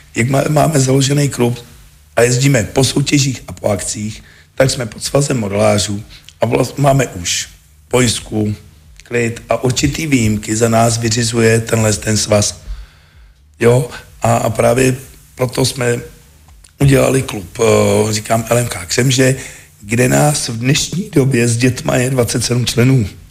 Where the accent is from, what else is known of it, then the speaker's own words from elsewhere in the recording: South Bohemian Region, Czechia; also born or lived in Český Krumlov; Jako u nás v Jižních Čechách těch leteckých dní moc nebejvá